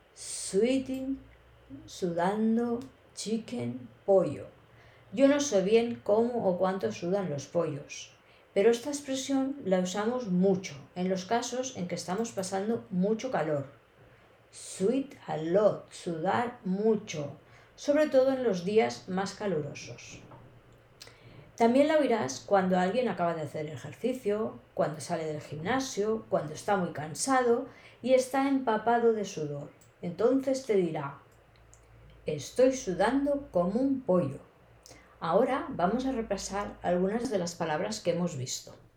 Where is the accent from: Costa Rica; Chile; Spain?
Spain; accent: castellano (typical Spanish of Spain); first language Spanish; now in Barcelona, Spain; mi español es el típico de español, también llamado castellano